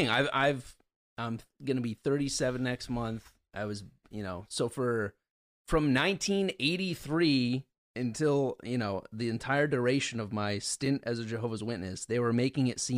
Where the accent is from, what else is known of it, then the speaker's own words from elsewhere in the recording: Ridgefield, United States; I needed to get out of the town I grew up This in Ridgefield.